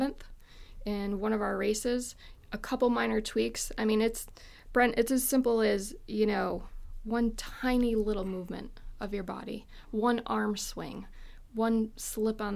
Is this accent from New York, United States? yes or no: yes; Syracuse, New York, United States; Born and raised in Syracuse.